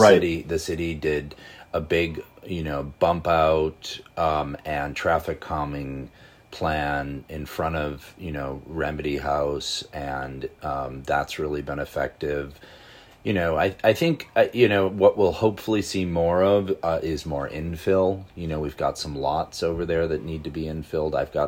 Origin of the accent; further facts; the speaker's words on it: Buffalo, New York, United States; moved away as an adult; now in Buffalo, United States; I grew up in Buffalo. I left in 1990. I grew up, you know, right across the street from a Frank Lloyd Wright house on an Olmsted Parkway.